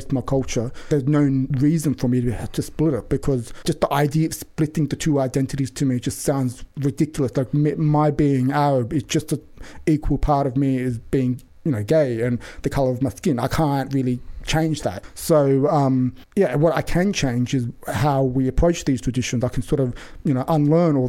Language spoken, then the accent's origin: English; Sydney, New South Wales, Australia; accent: Western Sydney; growing up in Sydney in the 90s